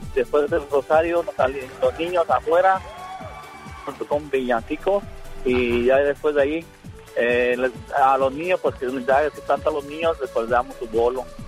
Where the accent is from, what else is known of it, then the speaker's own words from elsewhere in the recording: Guadalajara, Jalisco, Mexico; now in Las Vegas, United States; Yo nací en Guadalajara, Jalisco, México